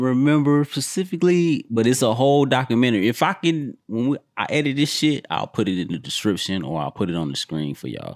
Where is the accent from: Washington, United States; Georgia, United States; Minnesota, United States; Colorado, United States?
Georgia, United States; I grew up in Georgia